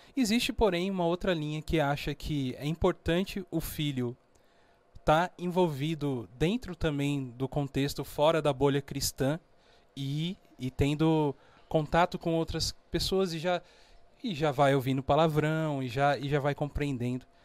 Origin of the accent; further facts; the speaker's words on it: São Paulo, Brazil; also born or lived in Minas Gerais; Cheguei em São Paulo. É, eu na, sou nascido em Minas